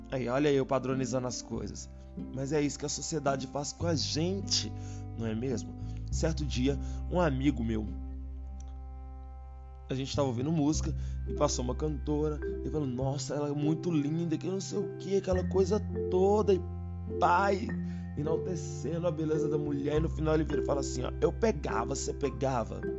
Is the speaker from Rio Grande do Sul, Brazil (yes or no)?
no; Minas Gerais, Brazil; Mas olha só, eu sou mineiro. Pensa no torresmo, que é uma coisa assim maravilhosa aqui de Minas.